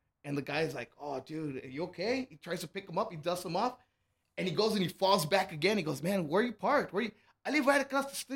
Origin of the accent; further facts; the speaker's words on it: Laredo, Texas, United States; moved away as an adult; now in El Paso, United States; I'm from Laredo, Texas